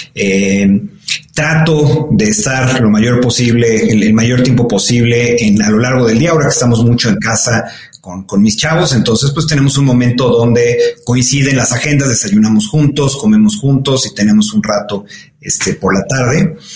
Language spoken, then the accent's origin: Spanish; Mexico; soy un orgulloso mexicano, me, siento muy, muy privilegiado de, de, haber nacido y de haber crecido en este país